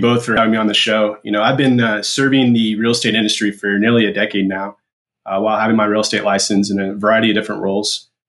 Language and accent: English; Midwest, United States; recently here in South Carolina, where I reside with my wife and three little girls. As Bruce mentioned, I am originally from the Midwest, so I did earn my bachelor's from Washburn University in Topeka, Kansas